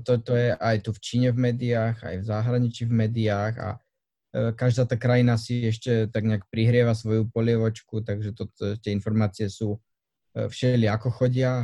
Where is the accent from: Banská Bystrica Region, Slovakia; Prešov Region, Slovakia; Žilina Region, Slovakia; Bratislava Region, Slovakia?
Bratislava Region, Slovakia; Budmerice; moved away as an adult; also born or lived in Olomouc, Czech Republic; now in Shanghai, China; som z, zo západného Slovenska, z dediny Budmerice sa volá